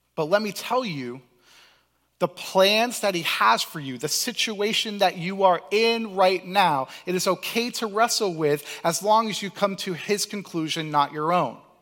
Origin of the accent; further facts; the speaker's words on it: Cape Cod, Massachusetts, United States; I was blessed to grow up in Cape Cod